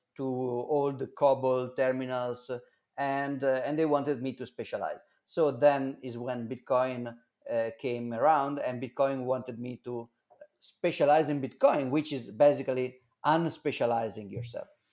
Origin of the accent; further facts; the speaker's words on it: Milan, Lombardy, Italy; English is a second language; I I born in 1983 uh, in Milan.